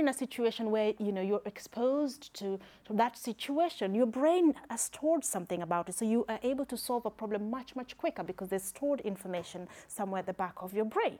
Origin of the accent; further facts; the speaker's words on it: Kenya; accent: Kenyan; now in United Kingdom; I am Kenyan